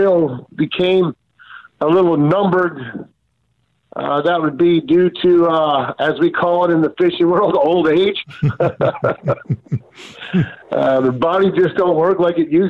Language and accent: English; South Florida, United States; also born or lived in Miami; I grew up in South Florida